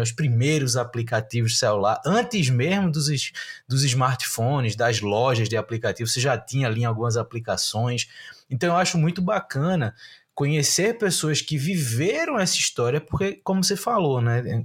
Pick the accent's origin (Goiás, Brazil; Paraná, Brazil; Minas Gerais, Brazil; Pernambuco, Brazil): Pernambuco, Brazil; Recife; eu sou de Recife, estou em Recife